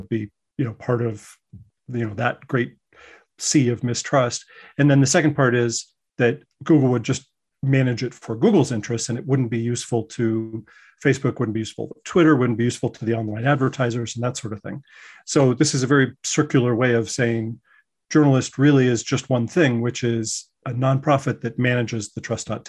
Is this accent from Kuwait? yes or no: no; Colorado, United States; now in New York, United States; I'm originally from Colorado, but I went out to New York, went to the J School, loved it, worked at New York Newsday